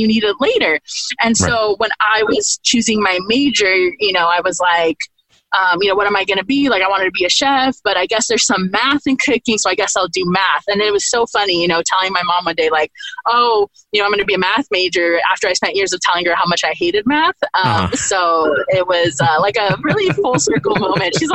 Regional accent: Monterey County, California, United States; I was raised in Monterey County, California

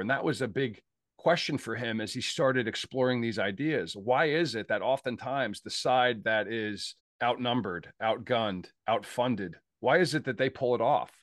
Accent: Pittsburgh, Pennsylvania, United States; I'm from Pittsburgh, and I'm a Pittsburgh Steeler, uh, f, I'm part of that tribe.

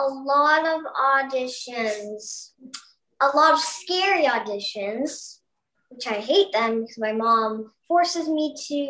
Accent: St. Andrews, Manitoba, Canada; I am from St. Andrews, Manitoba.

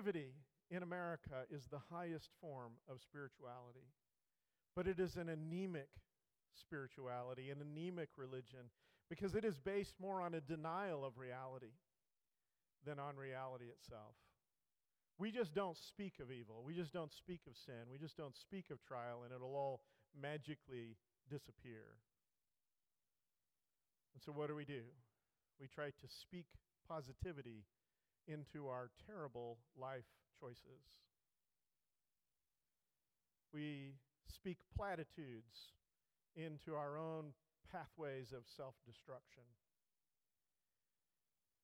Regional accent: United States; us as American Christians

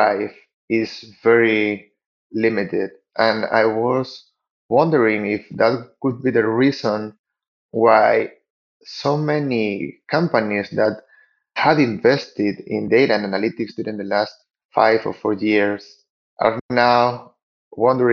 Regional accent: Spain; moved away as an adult; now in Lima, Peru; I'm now living in Lima in Peru, but I'm actually from Spain, although I've been living here in Latin America for the last 10 years

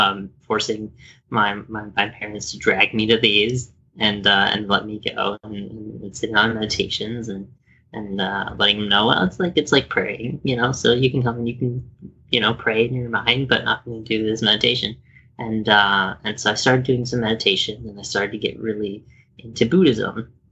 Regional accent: Landstuhl, Rhineland-Palatinate, Germany; born there; Yes. So I was born in Landstuhl, Germany. Yep, I was raised Catholic.

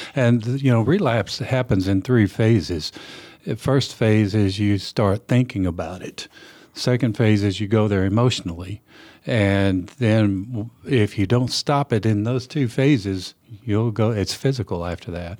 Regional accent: West Texas, United States; now in Nashville, United States; I grew up in, uh, West Texas in the Permian Basin area

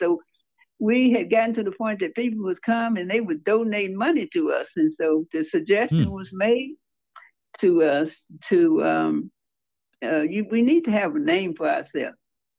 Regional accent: Holly Springs, Mississippi, United States; moved away; also born or lived in Chicago; I was born and reared in Holly Springs.

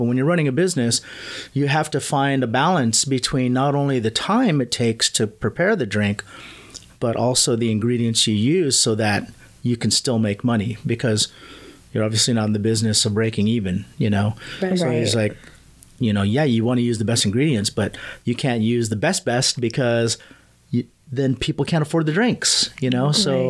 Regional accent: Manila, Metro Manila, Philippines; I was born in Manila.

